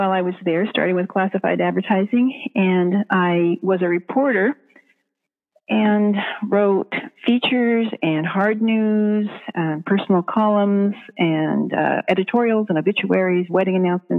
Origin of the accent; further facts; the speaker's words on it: Washington, United States; moved away as an adult; now in Rainier, United States; I live in Oregon. I grew up in Washington State, but since I got married, I've lived in Oregon.